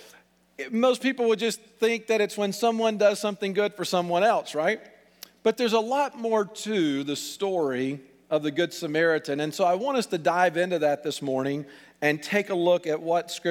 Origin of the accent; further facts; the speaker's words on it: Alabama, United States; accent: southern; moved away as an adult; now in Pittsburgh, United States; We're transplants from Beth and I grew up in Alabama.